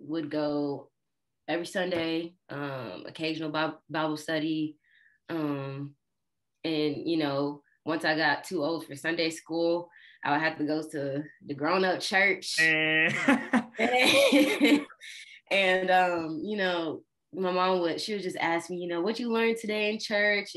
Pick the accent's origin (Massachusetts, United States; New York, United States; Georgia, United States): Georgia, United States; also born or lived in Illinois; I'm originally from Illinois, but we moved from there when I was 5. So I grew up in Georgia.